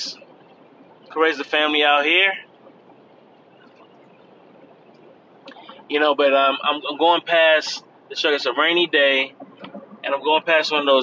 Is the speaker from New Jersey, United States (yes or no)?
no; Cleveland, Ohio, United States; now in Florida, United States; I'm from Cleveland